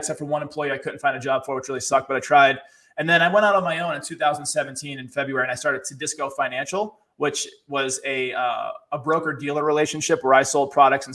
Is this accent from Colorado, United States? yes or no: no; Boston, Massachusetts, United States; born and raised in Boston, city kid, grew up poor